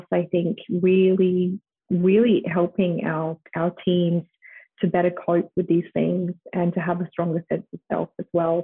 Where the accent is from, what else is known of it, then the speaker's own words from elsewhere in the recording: Australia; moved away as an adult; also born or lived in United States; growing up in Australia